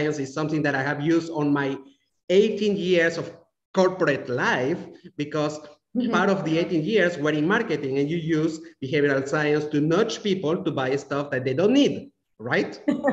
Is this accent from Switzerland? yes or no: yes; Romandy, Switzerland; moved away; I grew up in a country that is very similar to your country, Angelique. Switzerland is very similar in terms of approach, even mentality.